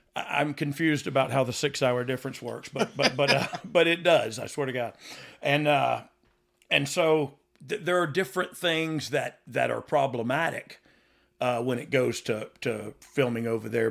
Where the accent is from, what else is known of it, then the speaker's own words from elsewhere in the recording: the South, United States; I'm from the South, but, like, not really